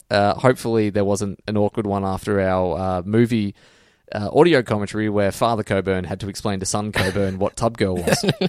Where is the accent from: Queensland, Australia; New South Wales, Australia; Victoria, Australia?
Victoria, Australia; Geelong; I'm from Geelong